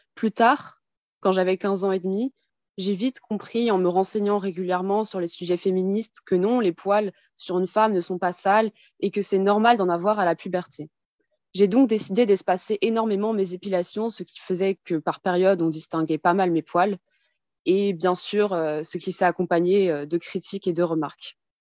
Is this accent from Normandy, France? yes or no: no; Colmar, Grand Est, France; now in Paris region, France; Je viens en région parisienne, mais je suis née en Alsace, à Colmar